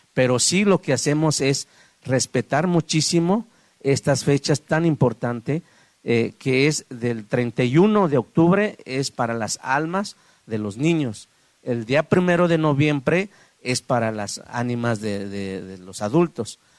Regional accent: Guadalajara, Jalisco, Mexico; also born or lived in San Miguel Aguacate, Oaxaca; yo crecí aquí en la ciudad de Guadalajara, pero voy y vengo eh, en mi pueblo natal

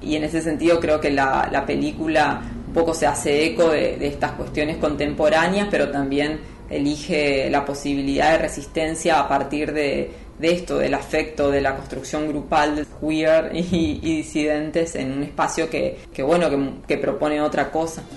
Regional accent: Corrientes, Argentina; Yo soy de ahí y también todo el elenco es de, esa región del nordeste.

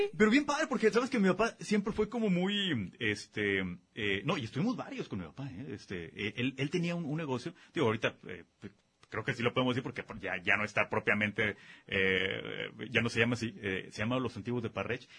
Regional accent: Guadalajara, Jalisco, Mexico; also born or lived in Zapopan; nací en Guadalajara, vivo en Benjamin

